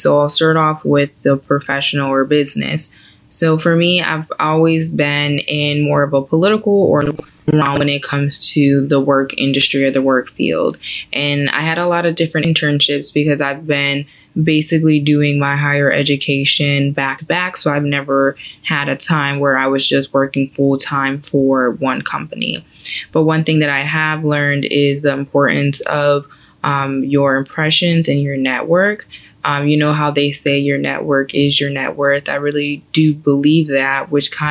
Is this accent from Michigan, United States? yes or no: no; Janesville, Wisconsin, United States; moved away as an adult; also born or lived in Nashville, Tennessee / New York City / Atlanta; now in Houston, United States; I'm originally from Janesville, Wisconsin